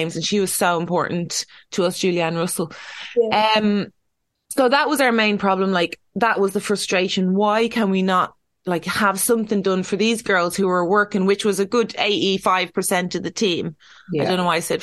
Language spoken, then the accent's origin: English; Ireland; we're Irish